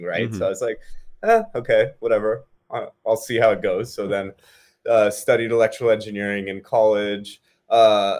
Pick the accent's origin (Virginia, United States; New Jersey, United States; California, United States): California, United States; Bay Area, Silicon Valley; I was born and brought up in the Bay Area, Silicon Valley